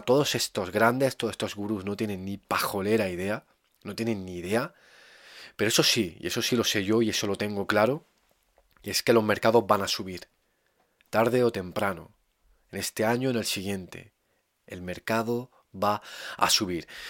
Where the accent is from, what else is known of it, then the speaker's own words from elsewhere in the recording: Andalusia, Spain; mi paisano Federico García Lorca